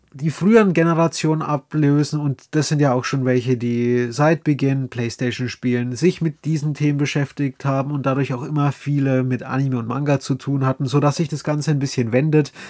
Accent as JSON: {"language": "German", "region": "Bavaria", "country": "Germany", "accent": "Bavarian dialect", "said": "mit dem Dialekt. Ja, ich komme aus Bayern."}